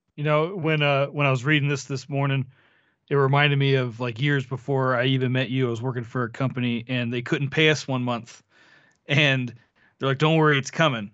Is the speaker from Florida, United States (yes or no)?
yes; Florida, United States; I was born in Florida